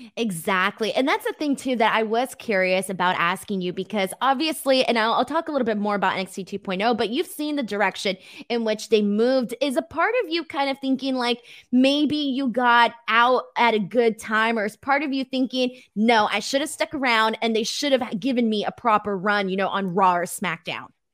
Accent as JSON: {"language": "English", "town": "Los Angeles", "region": "California", "country": "United States", "said": "I'm from Los Angeles"}